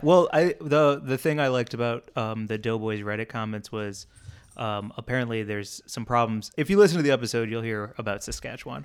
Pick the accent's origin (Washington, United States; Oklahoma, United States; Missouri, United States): Missouri, United States; St. Louis; moved away; growing up in Saint Louis, one of the fast food restaurants we always, always went